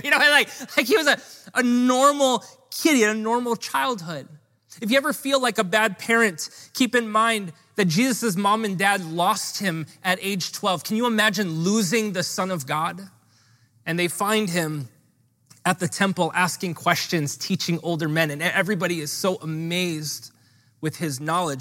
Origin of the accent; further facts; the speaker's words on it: Honolulu, Hawaii, United States; I grew up in Hawaii Kai, which doesn't provide you a lot of street cred